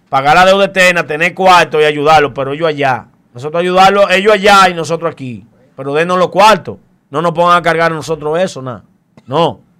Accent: Dominican Republic; Yo soy turista, yo estoy aquí, yo eh, vine de República Dominicana.

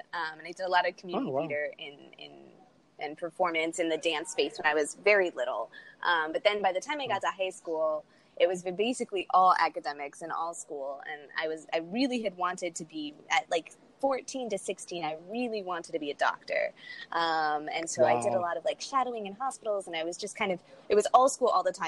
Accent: Miami, Florida, United States; I grew up in Miami, Florida, in a very diverse family

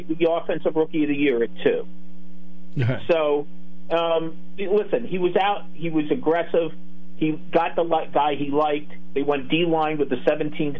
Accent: Philadelphia, Pennsylvania, United States; I was born in Philadelphia and still have a lot of family in the Poconos

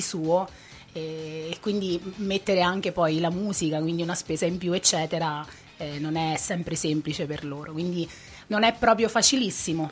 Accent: Ascoli Piceno, Marche, Italy; moved away as an adult; now in Spinetoli, Italy; Io sono nata proprio al centro di Ascoli

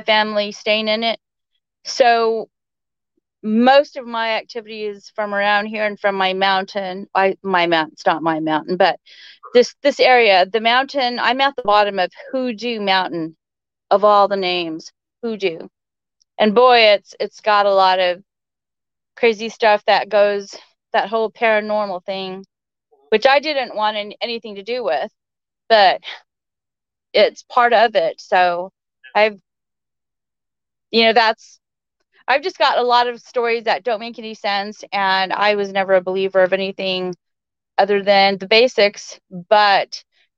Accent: South Texas, United States; moved away as an adult; also born or lived in Dallas, Texas; now in North Idaho, United States; I'm from South Texas, but I moved to Dallas when I was 18, and I lived there. And I moved up here in 04 with the army

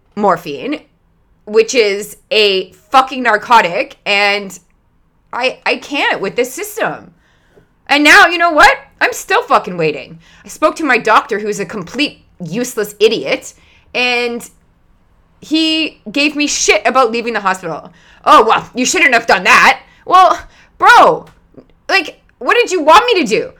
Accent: Canada; I'm Canadian

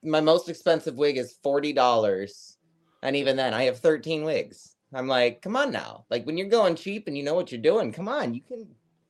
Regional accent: Iowa, United States; Yeah, getting the hell out of that little shithole.

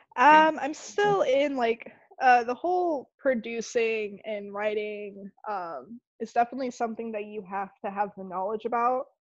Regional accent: Arizona, United States; also born or lived in Tampa, Florida; now in Clearwater, United States; originally I'm from Tampa. Grew up in Arizona, and now I'm in Clearwater

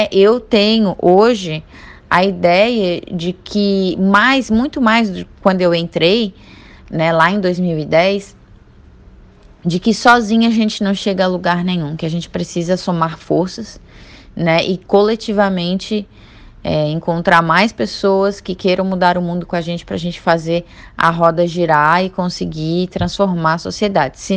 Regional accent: Florianópolis, Santa Catarina, Brazil; eu tenho 29 anos, sou manezinha da ilha, torço para Figueira, sou aquariana e atualmente eu faço doutorado na UFSC em ciência política.

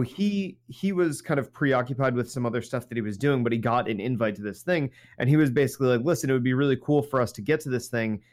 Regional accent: New Jersey, United States; we're from New Jersey

